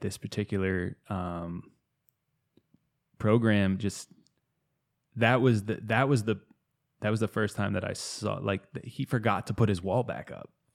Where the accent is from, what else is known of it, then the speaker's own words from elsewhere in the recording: outside of Boston, Massachusetts, United States; now in Asheville, United States; I grew up outside of Boston